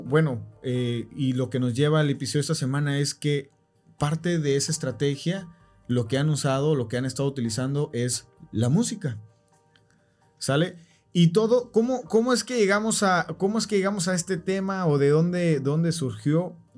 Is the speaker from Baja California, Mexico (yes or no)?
yes; Tijuana, Baja California, Mexico; nosotros eh, somos de Tijuana